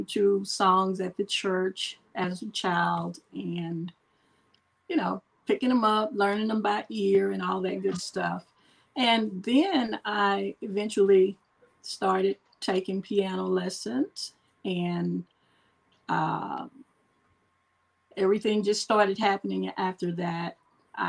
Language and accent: English; Longview, Texas, United States; I am from Longview, Texas